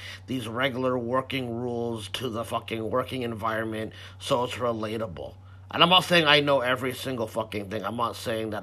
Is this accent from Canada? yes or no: yes; Canada; I'm Canadian